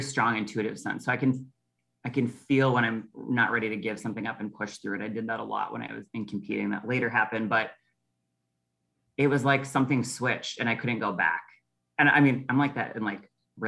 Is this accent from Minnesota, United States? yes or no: yes; Prior Lake, Minnesota, United States; I grew up in Prior Lake